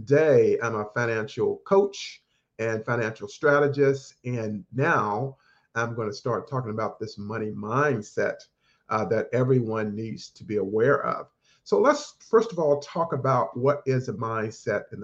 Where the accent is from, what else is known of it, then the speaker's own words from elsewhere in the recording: North Carolina, United States; I grew up in North Carolina, started out working in my parents' grocery store at the age of 10